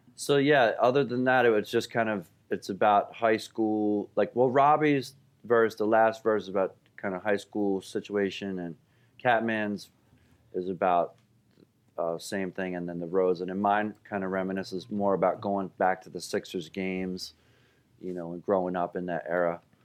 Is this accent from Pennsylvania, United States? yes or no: yes; Philadelphia, Pennsylvania, United States; also born or lived in Saratoga Springs, New York; I grew up in Center City, downtown on, you know, Second and Pine and, um, right by South Street